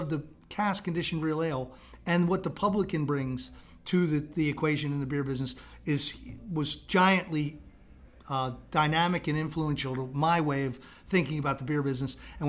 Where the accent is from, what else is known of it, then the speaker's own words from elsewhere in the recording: Baltimore, Maryland, United States; also born or lived in England; I'm a Baltimore native, born and bred in South Baltimore.